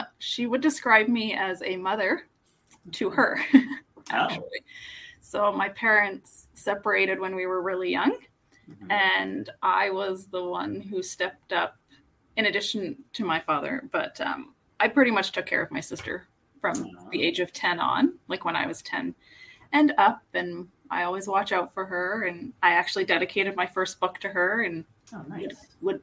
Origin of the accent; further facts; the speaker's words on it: Toronto, Ontario, Canada; now in Calgary, Canada; I grew up in Toronto.